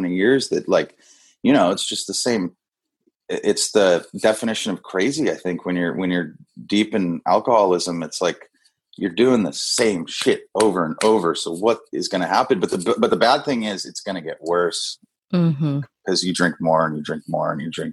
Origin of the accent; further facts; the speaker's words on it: Kona, Hawaii, United States; moved away as an adult; also born or lived in San Diego; all my boys I grew up with that we grew up drinking together. You know what I mean? That's like, like, that's just what we did as the boys in Kona